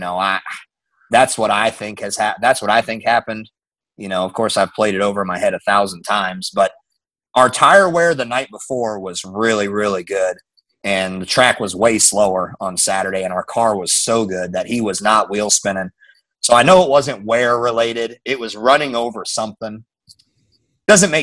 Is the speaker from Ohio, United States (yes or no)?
no; Omaha, Nebraska, United States; moved away; I grew up in Omaha, Nebraska.